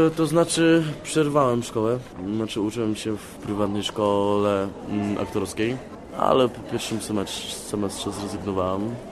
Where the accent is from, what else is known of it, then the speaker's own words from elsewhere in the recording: Sokołów Podlaski, Masovian Voivodeship, Poland; now in Warsaw, Poland; w Warszawie mieszkam właśnie, jak mówiłem, y, trzeci rok, a tak to jestem z Podlasia, z Sokołów Podlaskich